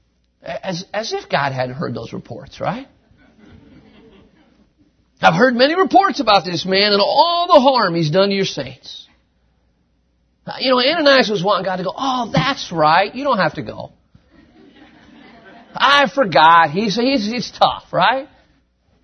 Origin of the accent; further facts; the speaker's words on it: United States; moved away as an adult; now in Quito, Ecuador; I'm an American here